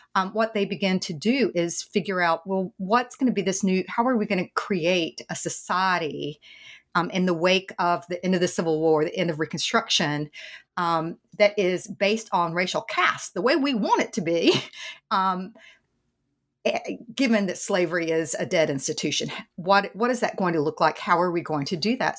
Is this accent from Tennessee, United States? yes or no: yes; East Tennessee, United States; accent: Southern; I grew up in the South in East Tennessee.